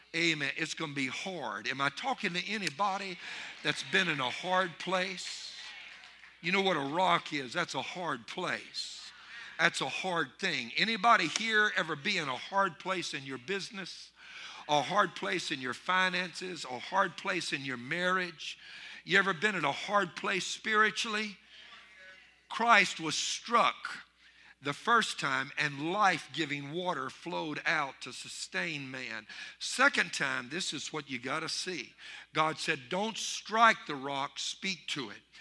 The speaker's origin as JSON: {"language": "English", "region": "Louisiana", "country": "United States", "said": "I'm from Louisiana, not even a bayou"}